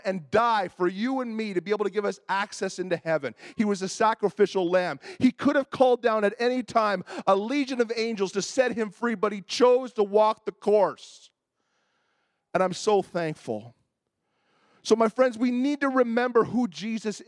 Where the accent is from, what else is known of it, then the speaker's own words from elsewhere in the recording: Toronto, Ontario, Canada; I grew up in Toronto